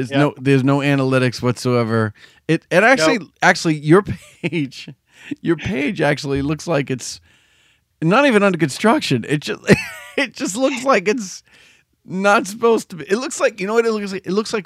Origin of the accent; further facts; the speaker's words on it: Chelsea, Massachusetts, United States; I grew up in Chelsea